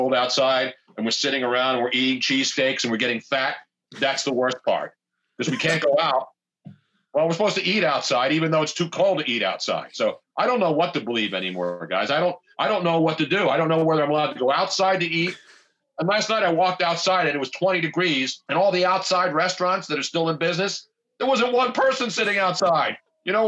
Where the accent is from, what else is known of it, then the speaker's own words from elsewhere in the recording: East Coast, United States; also born or lived in Los Angeles, California; I grew up in the East Coast where we have the seasons.